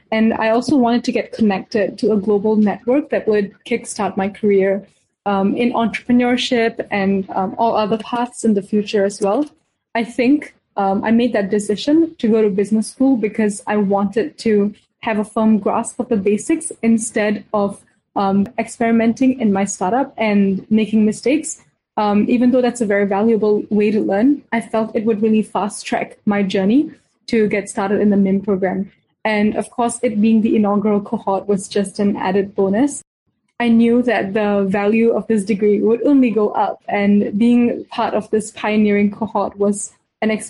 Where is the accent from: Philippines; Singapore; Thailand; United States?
Singapore; also born or lived in India; I was born in India and grew up in Singapore.